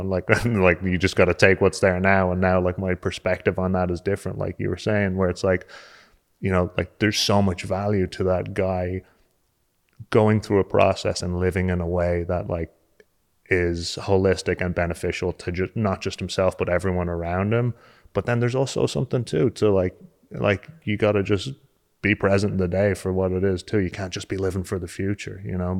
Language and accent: English; just south of Dublin, born in Dalgony, Leinster, Ireland; moved away; also born or lived in Limerick (parents) / New York, United States; I'm actually from just south of Dublin. Uh, I was born in Dalgony, which is, like, in the Wicklow Mountains